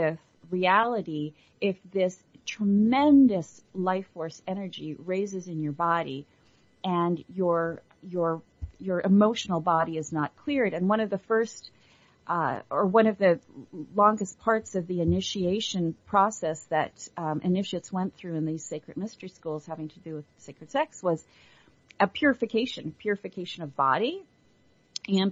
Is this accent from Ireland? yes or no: yes; Ireland; I was born in Ireland and was educated by the nuns